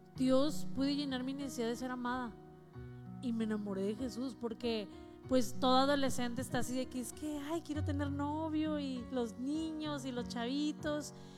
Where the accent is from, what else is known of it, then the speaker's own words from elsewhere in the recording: Ciudad Victoria, Tamaulipas, Mexico; moved away as an adult; now in Monterrey, Mexico; A los 18 años me fui, me vine a Monterrey porque soy, de Ciudad Victoria